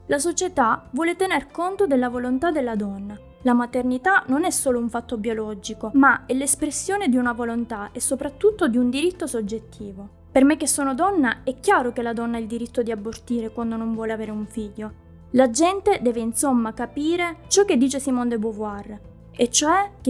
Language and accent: Italian; Sweden; anche nel mio paese di origine, che è la Svezia.